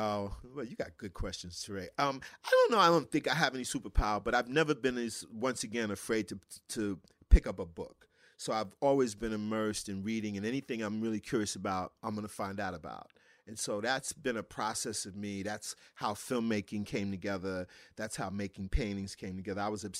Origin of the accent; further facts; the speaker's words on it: Brooklyn, New York, United States; in the basement of the brownstone I grew up in Bed-Stuy, Brooklyn, there were 5 to 6 of my dad's friends